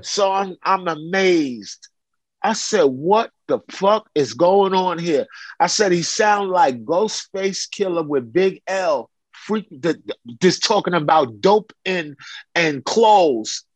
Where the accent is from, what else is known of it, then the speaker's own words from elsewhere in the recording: New York City, New York, United States; moved away as an adult; also born or lived in Chicago; now in California, United States; I grew up in Brooklyn, in downtown Brooklyn